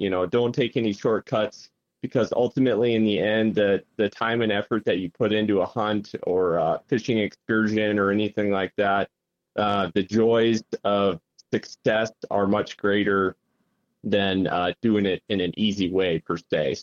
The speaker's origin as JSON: {"language": "English", "town": "Sioux Falls", "region": "South Dakota", "country": "United States", "said": "I'm originally from Sioux Falls"}